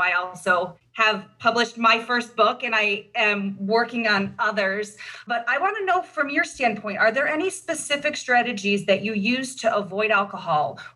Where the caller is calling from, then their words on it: Racine, Wisconsin, United States; Right now, I'm in Racine, Wisconsin. I'm at work. I'm a pediatrician, um, but I live in Gurnee, Illinois.